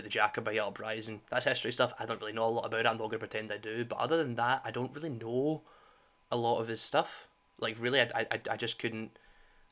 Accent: Scotland, United Kingdom; we, as a Scottish peoples, tend to celebrate Scottish culture

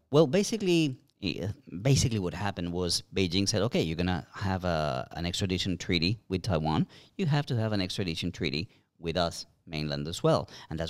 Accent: Colombia; moved away; We in Colombia, we had a similar situation.

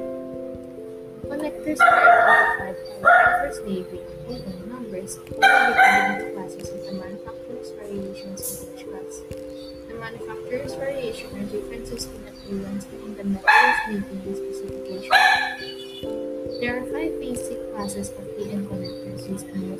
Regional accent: Bangkok, Thailand; I'm also from Bangkok

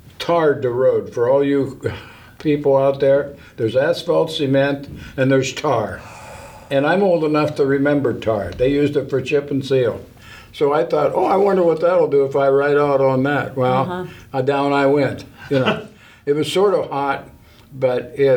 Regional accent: Wheeling, West Virginia, United States; also born or lived in Mount Pleasant, Ohio; I was born in North Wheeling Hospital

